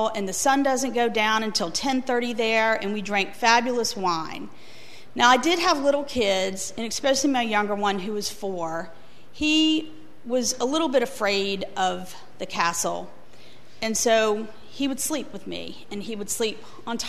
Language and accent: English; the South, United States; also born or lived in Virginia; I was born in America